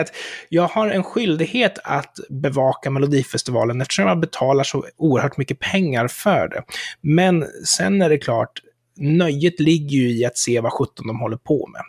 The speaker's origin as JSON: {"language": "Swedish", "country": "Sweden"}